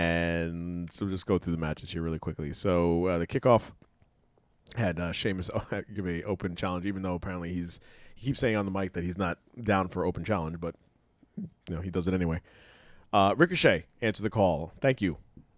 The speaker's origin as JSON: {"language": "English", "country": "United States", "said": "I'm an American."}